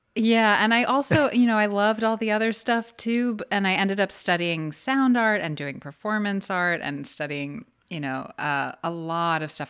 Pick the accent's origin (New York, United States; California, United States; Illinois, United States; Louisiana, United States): New York, United States; New York City; also born or lived in Atlantic City; I'm in the house right now where I grew up. and it's on the Upper West Side